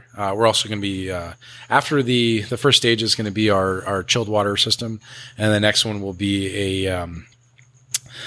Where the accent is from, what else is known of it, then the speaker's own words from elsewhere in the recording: Los Angeles, California, United States; This is where I grew up. I grew up in Sylmar. You know, I've been out here my whole life